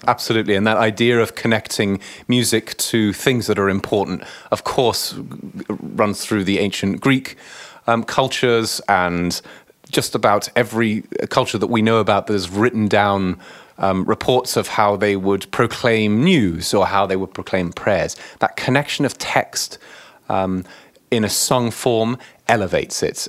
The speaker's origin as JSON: {"language": "English", "town": "Chelmsford", "region": "East of England", "country": "United Kingdom", "tie": "born or raised there", "also_born_or_lived": "New York City", "moved": "as an adult", "lives_now": "Cambridge, Massachusetts, United States", "said": "I grew up in the Anglican Church in a, in my cathedral in my local hometown in Chelmsford, just outside of London in Essex."}